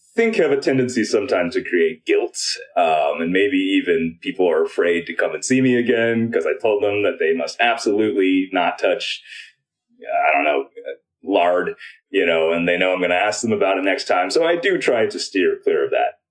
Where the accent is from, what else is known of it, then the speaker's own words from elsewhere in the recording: United States; I'm Chinese American